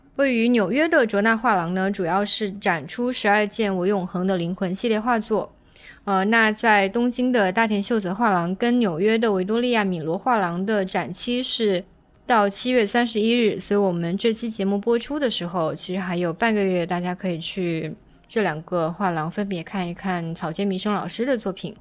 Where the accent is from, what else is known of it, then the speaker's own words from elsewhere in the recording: Guangdong, China; 作为一个潮汕人的话，我其实看到嗯哼。香火啊，是会觉得很亲切